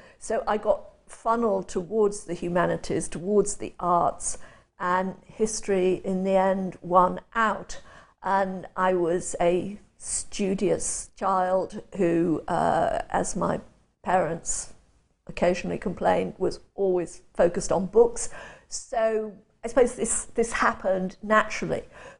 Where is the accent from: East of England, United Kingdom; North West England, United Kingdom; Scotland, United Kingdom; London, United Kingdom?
North West England, United Kingdom; Chester; born there; I was born and spent my first 5 years in Chester, which is on the boundary of England and the north of Wales.